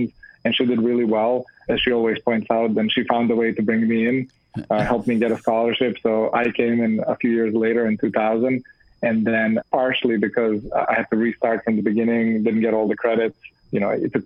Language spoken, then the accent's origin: English; Belgrade, Serbia; moved away as an adult; also born or lived in Canada; I grew up in Belgrade